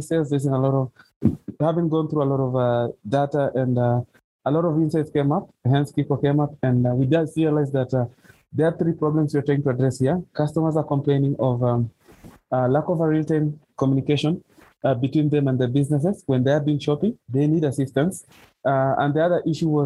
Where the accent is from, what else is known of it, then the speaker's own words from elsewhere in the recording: western Kenya, Kakamega County, Kenya; now in Nairobi, Kenya; I grew up in the western side of Kenya, which is Kakamega County